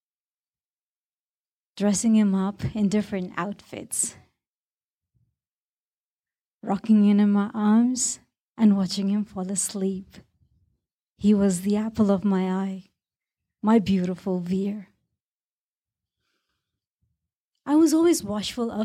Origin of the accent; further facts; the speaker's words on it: Bahrain; when I was growing up in Bahrain